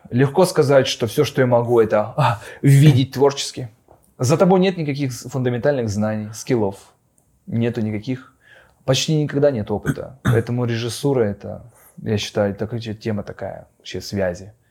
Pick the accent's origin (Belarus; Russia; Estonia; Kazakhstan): Russia; Far East; moved away; Мне еще даже к тому же помогает то, что мы уехали очень давно, и мы уехали с Дальнего Востока.